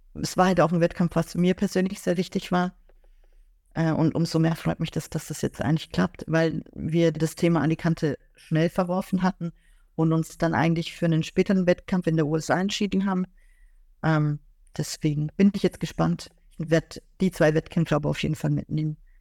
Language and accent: German; Augsburg, Bavaria, Germany; ich komme ja aus Augsburg, also ich bin dort geboren und aufgewachsen